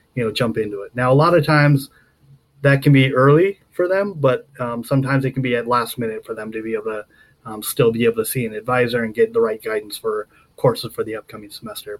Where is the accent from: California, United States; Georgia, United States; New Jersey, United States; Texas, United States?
California, United States; Southern; moved away; also born or lived in Colorado / Nevada / Maryland; I grew up down there